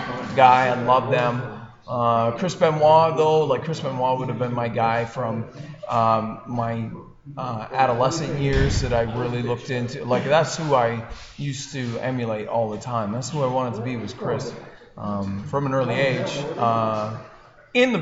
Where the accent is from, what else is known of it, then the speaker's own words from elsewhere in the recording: New Brunswick, Canada; I grew up in New Brunswick in a small little village I grew up on a farm kind of setting.